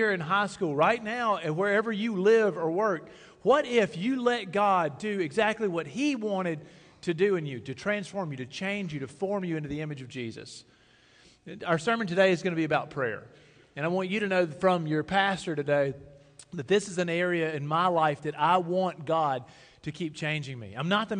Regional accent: Sugarloaf, Mississippi, United States; I'm from Sugarloaf, Mississippi

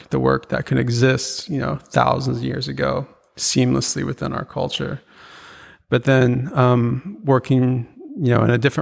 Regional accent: Juneau, Alaska, United States; now in Arizona, United States; born and raised in Juneau, Alaska

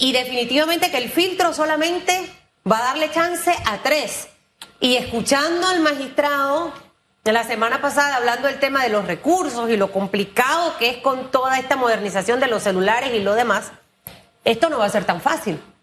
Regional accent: Panama; yo siendo panameña

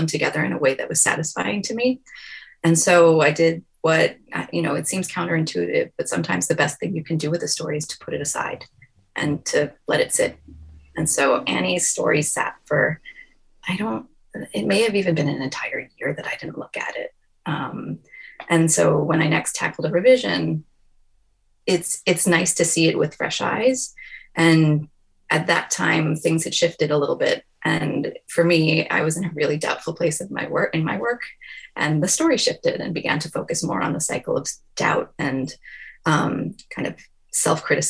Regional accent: New York, United States; I'm a New Yorker

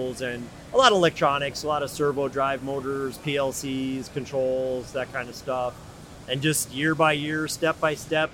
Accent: New England, United States; I grew up in New England

